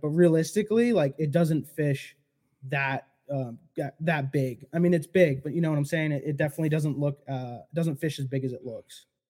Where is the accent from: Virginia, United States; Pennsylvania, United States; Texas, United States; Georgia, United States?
Pennsylvania, United States; Poconos; I grew up like fifteen minutes from the Pocono Raceway